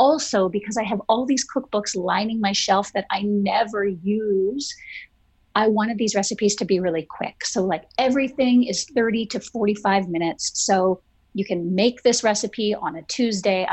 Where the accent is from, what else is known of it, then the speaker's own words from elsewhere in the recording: Vancouver Island, British Columbia, Canada; I grew up on Vancouver Island